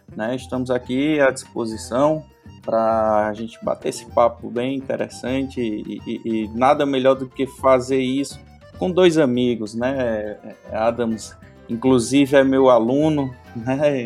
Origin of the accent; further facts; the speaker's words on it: Crato, Ceará, Brazil; also born or lived in Fortaleza / Lavras da Mangabeira; E com dois anos eu fui para o Crato, Cratinho de Açúcar